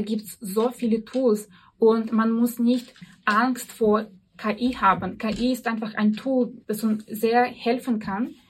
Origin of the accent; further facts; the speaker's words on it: near Arkhangelsk, Arkhangelsk Oblast, Russia; German is a second language; moved away as an adult; also born or lived in Vienna, Austria; now in Austria; Ursprünglich komme ich aus Russland, wohne aber seit zehn Jahren hier in Österreich